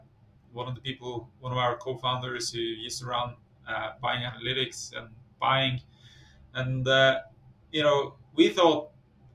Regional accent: Norway; moved away; I come from Norway originally, grew up in kind of farm country in Norway

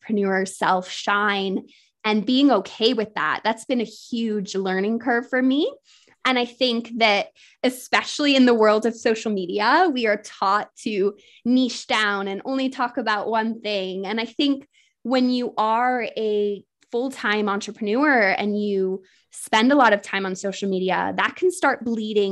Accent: United States; now in England; I am an American living in England

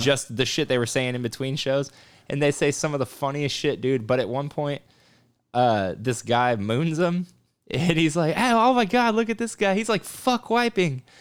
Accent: South Texas, United States; also born or lived in Grand Prairie, Texas / Louisiana; I'm from South Texas

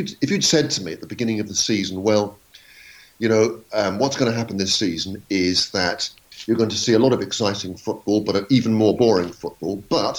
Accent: London, United Kingdom; moved away as an adult; I was 18 years old that year. It was the year I started at university. I came down from London to start at Southampton University to read law

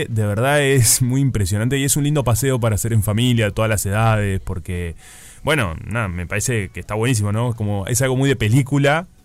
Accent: Salinas, Canelones, Uruguay; Yo que soy de Salinas

